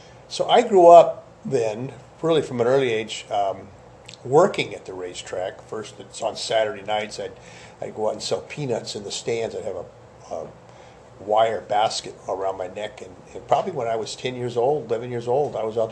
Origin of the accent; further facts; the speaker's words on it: West Sacramento, California, United States; also born or lived in Oakland, California; So we moved from Oakland to West Sacramento when I was about five